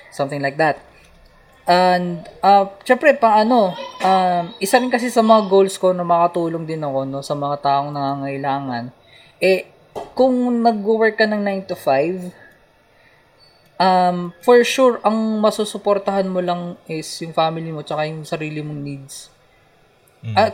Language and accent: Tagalog; Dasmariñas, Cavite, Philippines; Palapala ako